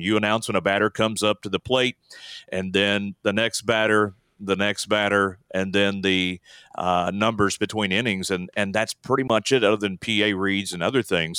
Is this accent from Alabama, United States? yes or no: yes; Alabama, United States; now in Texas, United States; I grew up in Alabama